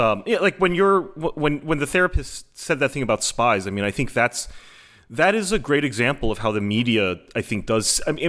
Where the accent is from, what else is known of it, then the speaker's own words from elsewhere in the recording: United States; And for me as an American, I guess, I would say that, you know, I do hold hope that American people are capable of that good faith